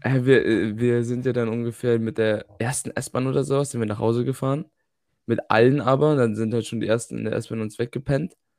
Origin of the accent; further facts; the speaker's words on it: Germany; now in Netherlands; bei uns in Deutschland